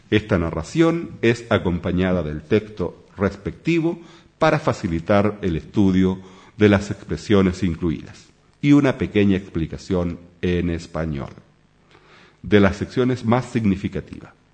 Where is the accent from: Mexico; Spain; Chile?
Chile; now in Sweden; soy chileno, vivo en Suecia, hace ya por más de 20 años la patria es la patria